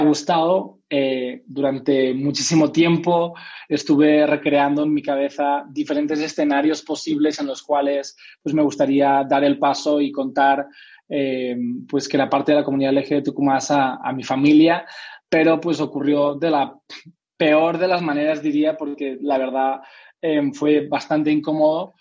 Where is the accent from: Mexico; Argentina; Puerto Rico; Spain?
Spain; soy español